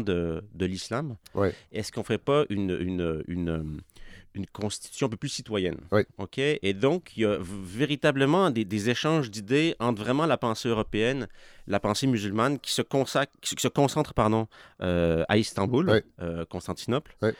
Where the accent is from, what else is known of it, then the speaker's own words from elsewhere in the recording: Quebec City, Quebec, Canada; moved away as an adult; also born or lived in Pakistan / Middle East; viens de Québec, je viens de Sainte-Foy